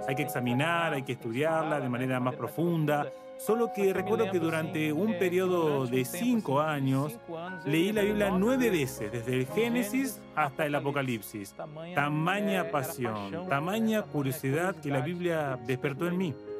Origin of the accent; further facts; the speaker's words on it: Jacareí, São Paulo, Brazil; yo soy de Yacareí, nací aquí, más allá de que viví en muchas partes de Brasil, pero yo soy yacariense